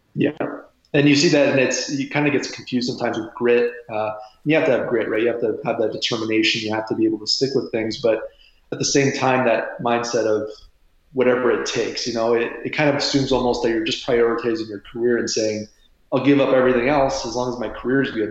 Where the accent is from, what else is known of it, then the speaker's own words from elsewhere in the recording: Windsor, Ontario, Canada; I was born and raised in Windsor, Ontario, Canada, uh, right across the river here from Detroit.